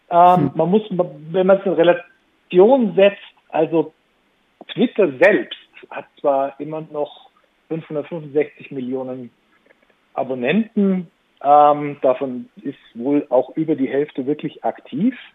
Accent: Southern Germany, Germany; Und es war natürlich dann uns äh, als Süddeutsche gegenüber extrem gehässig und feindselig.

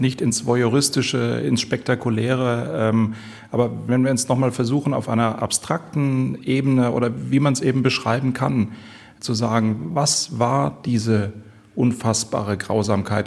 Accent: Baden-Baden, Baden-Württemberg, Germany; hier in der Stadt, es ist meine Heimatstadt

